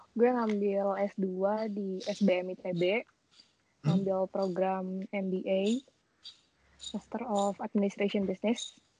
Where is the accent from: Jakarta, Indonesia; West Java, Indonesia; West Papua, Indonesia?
West Java, Indonesia; Bandung; Saya asal dari Bandung.